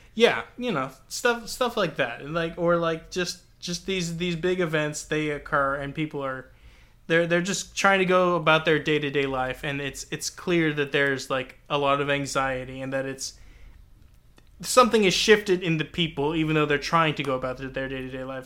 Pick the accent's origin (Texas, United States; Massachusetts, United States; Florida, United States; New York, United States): Texas, United States; my own Texan-ness